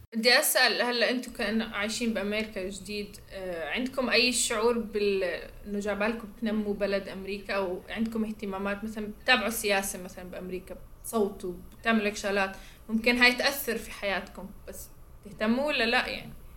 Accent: Amman, Amman Governorate, Jordan; moved away; انا طفولتي مع يعني بعمان

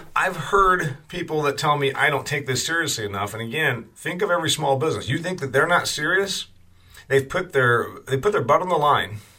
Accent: Indiana, United States; my home state of Indiana

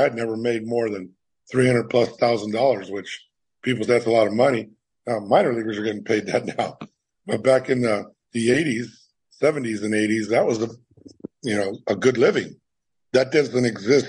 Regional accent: San Francisco, California, United States; moved away as an adult; also born or lived in Japan; now in Maui, United States; San Francisco, my hometown

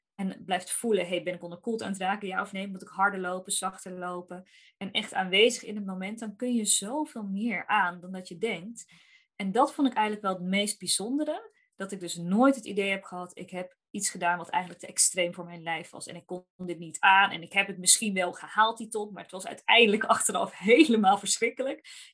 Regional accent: North Brabant, Netherlands; Ik kom uit Brabant

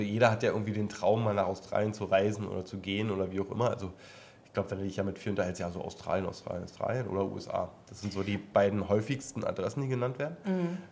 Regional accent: East Germany, Germany; bin ja mal geboren im Osten. Ehemals. Ossi quasi

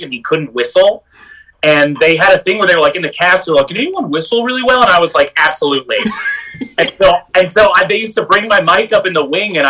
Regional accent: Texas, United States; growing up in Texas, going to, like, bluegrass festivals with my grandparents

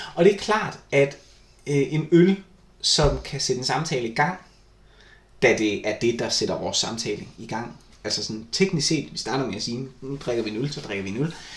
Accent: Vejle, Southern Denmark, Denmark; moved away; jeg var flyttet fra Vejle

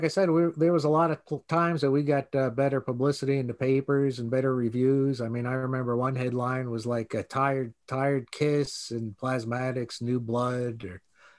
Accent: New York, United States; growing up in New York

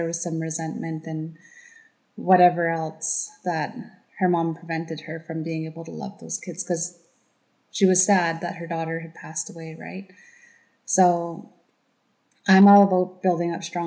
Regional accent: Tache, British Columbia, Canada; I come from Plaz Dan, which is Tache, BC

